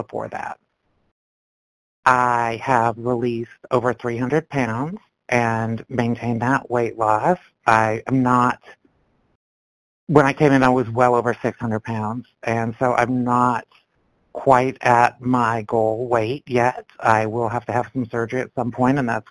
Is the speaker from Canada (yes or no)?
yes; Canada; now in Georgia, United States; I'm in Georgia now, but I grew up in Canada